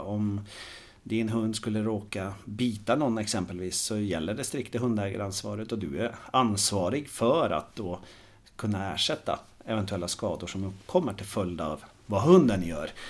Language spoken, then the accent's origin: Swedish; Norway; moved away as an adult; now in Sweden; jag är en glad norrman som har bott i Sverige nu i snart 15 år